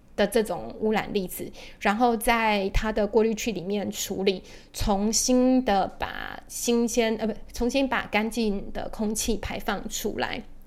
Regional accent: Taiwan; 我们台湾人应该都蛮熟悉的

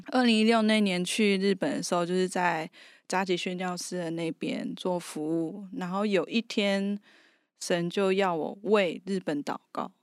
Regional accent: Taiwan; 我自己因为是棉二代，我的妈妈是缅甸人，然后我的爸爸是台湾，台湾人嘛，所以，但我从小在这边出生长大

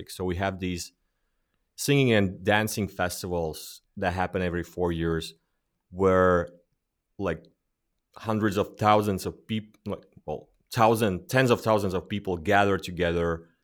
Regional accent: Latvia; because we're from Latvia.

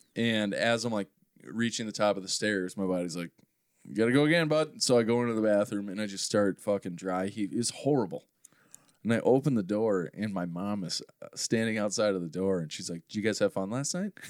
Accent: Maple Grove, Minnesota, United States; I grew up in Maple Grove

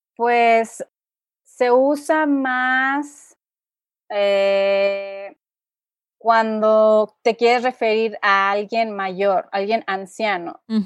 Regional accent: Monterrey, Nuevo León, Mexico; moved away as an adult; now in San Miguel de Allende, Mexico; yo soy del norte, del noreste de México, eh, específicamente de Monterrey

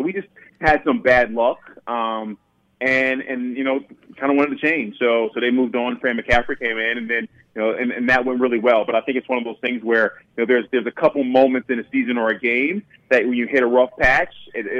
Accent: New Jersey, United States; I grew up in South Jersey, right outside of Philly.

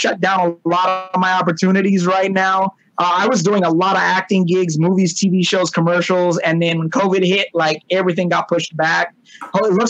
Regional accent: Long Beach, California, United States; I grew up in California, Long Beach, California

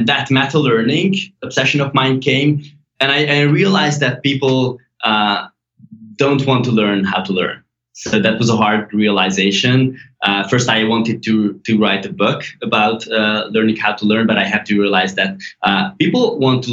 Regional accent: Hungary; English is a second language; So I was born and raised in Hungary.

